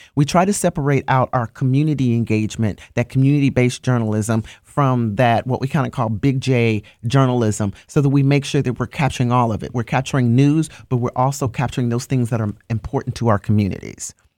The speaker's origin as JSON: {"language": "English", "town": "Chicago", "region": "Illinois", "country": "United States", "tie": "born or raised there", "moved": "yes", "said": "I am born and raised in Chicago, Illinois, on the South Side"}